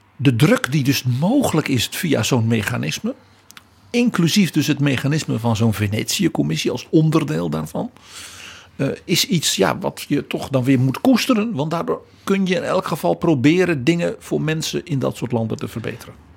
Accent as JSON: {"language": "Dutch", "country": "Netherlands"}